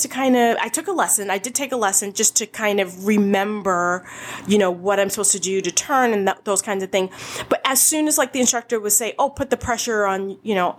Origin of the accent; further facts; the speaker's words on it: Boston, Massachusetts, United States; I grew up in Boston